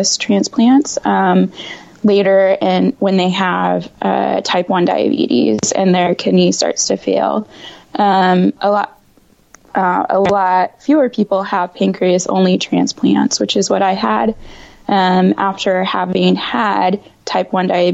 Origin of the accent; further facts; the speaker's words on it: Indiana, United States; moved away as an adult; now in Washington, D.C. metro area, United States; I am based in the DC metro area, but I'm actually from Indiana